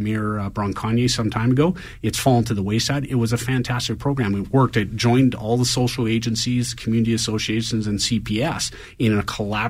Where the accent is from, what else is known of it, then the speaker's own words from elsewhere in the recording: Calgary, Alberta, Canada; I grew up living in South Calgary. I now live in the downtown core in East Village.